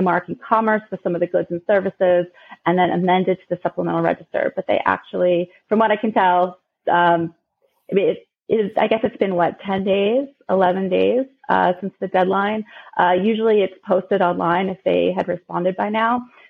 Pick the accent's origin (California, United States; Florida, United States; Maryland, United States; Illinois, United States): Maryland, United States; Baltimore; Yes, I'm from Baltimore.